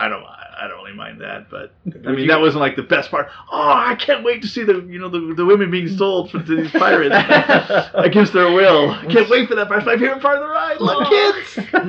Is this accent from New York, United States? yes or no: no; Southern California, United States; I grew up in Southern California